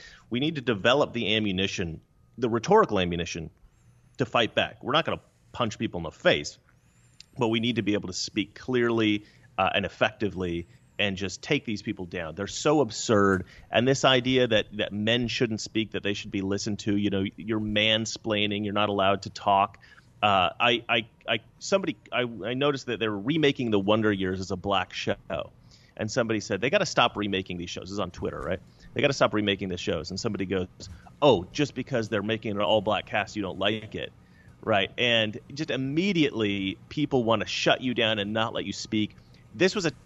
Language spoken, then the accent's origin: English; Oregon, United States; now in Los Angeles, United States; Growing up in Oregon